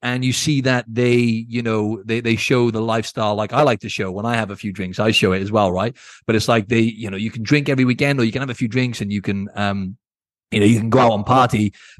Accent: Wales, United Kingdom; And obviously, just we're both from Wales, and in case you're wondering with the accent, Andrew's got a proper Welsh accent.

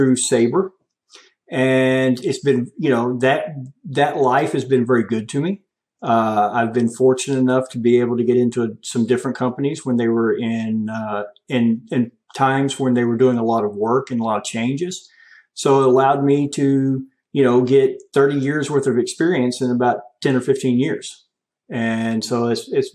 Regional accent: just north of Dallas, North Central Texas, United States; moved away as an adult; now in Tulsa, United States; I'm actually from Texas, North Central Texas, just north of Dallas

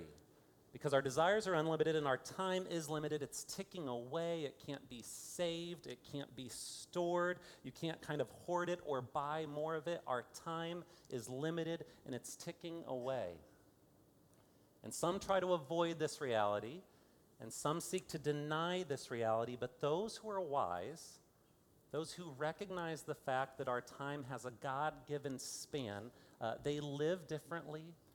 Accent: Fort Wayne, Indiana, United States; now in Kansas City, United States; I am from Fort Wayne, Indiana

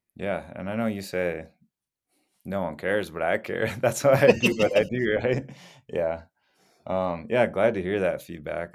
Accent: Wisconsin, United States; moved away as an adult; also born or lived in Minneapolis, Minnesota; now in Colorado, United States; I grew up in Wisconsin for most of my life

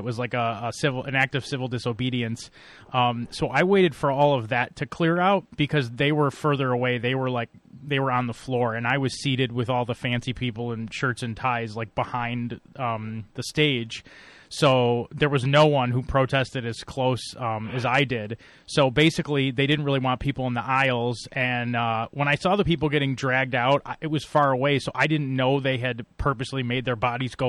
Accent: Buffalo, New York, United States; I'm from Buffalo

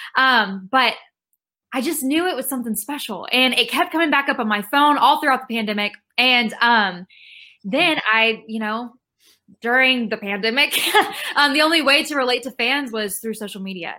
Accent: Rockwall, Texas, United States; now in Nashville, United States; I am from Rockwall, Texas, which is a small town east of Dallas, but I live in Nashville now

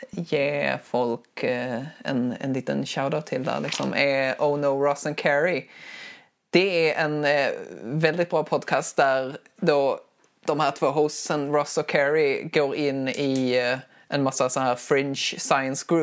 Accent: Skåne, Sweden; accent: Scanian; Förlåt, det är min, det är min, det är min skånska

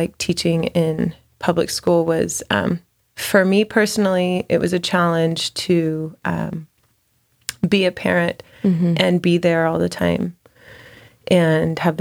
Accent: Fort Worth, Texas, United States; also born or lived in Austin, Texas; I'm from Fort Worth, born and raised

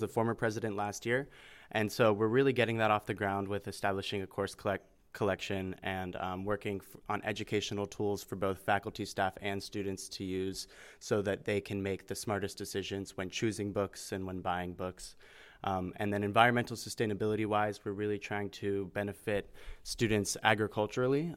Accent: Hubbard, Ohio, United States; I'm actually from Hubbard, Ohio

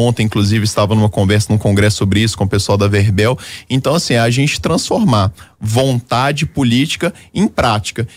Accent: Belo Horizonte, Minas Gerais, Brazil; Belo Horizonte, que é a minha cidade natal

